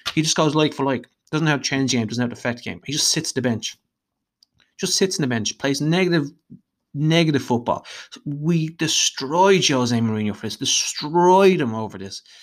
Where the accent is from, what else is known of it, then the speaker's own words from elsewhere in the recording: Dublin, Leinster, Ireland; if you can't tell from my voice, I'm Irish, uh, hailing from Dublin in Ireland